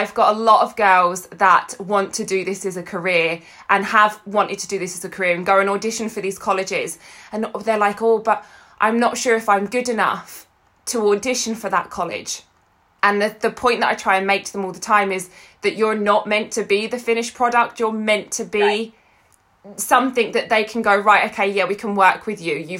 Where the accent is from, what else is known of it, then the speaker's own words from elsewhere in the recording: Essex, East of England, United Kingdom; now in Scotland, United Kingdom; so I live in Scotland now, and I grew up in Essex